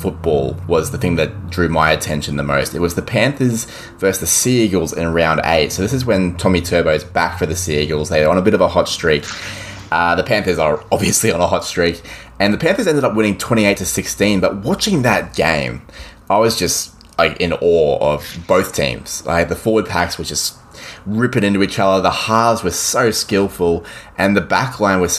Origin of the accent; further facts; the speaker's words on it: Queensland, Australia; I'm a Queenslander